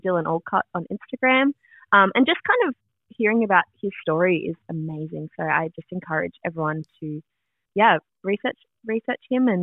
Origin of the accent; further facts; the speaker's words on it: Melbourne, Victoria, Australia; we're both from Melbourne